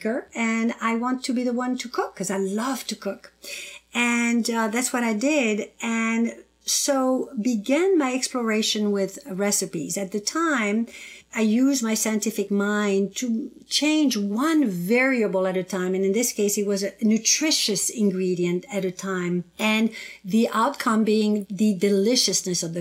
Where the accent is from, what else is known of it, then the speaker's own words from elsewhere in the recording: southern France, France; moved away; also born or lived in North Africa; I was born in North Africa on the southern coastal tip of the Mediterranean Sea, and I was raised in southern France on the other side of the Mediterranean.